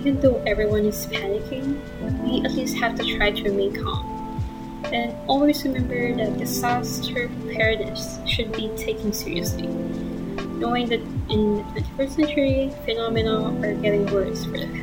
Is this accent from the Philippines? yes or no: yes; Quezon, Philippines; I'm originally from Quezon province